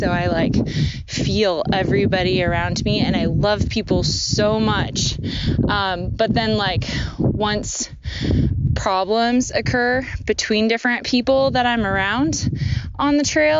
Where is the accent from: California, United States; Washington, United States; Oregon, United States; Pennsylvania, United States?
Oregon, United States; Portland; I'm from Portland